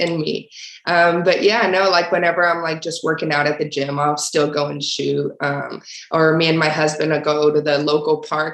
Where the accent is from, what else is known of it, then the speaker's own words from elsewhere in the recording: Torreón, Coahuila, Mexico; moved away; also born or lived in El Paso, Texas, United States; I was born in Torreón, Coahuila, Mexico, which is like the northern part of Mexico